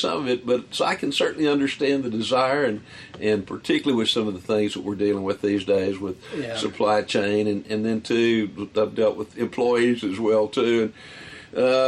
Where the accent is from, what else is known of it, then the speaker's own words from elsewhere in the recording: Colorado County, Texas, United States; When I was a little kid and growing up in Texas, just back off of the gravel hills, just off of the Gulf Coast Prairie there in Colorado County